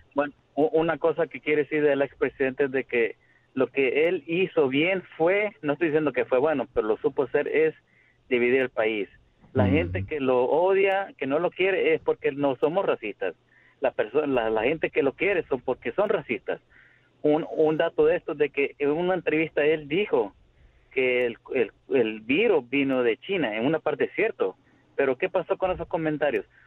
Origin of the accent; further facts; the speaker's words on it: El Salvador; now in California, United States; cuando yo estoy en el Salvador, yo soy salvadoreño, pero cuando yo estoy mm. aquí, soy latino.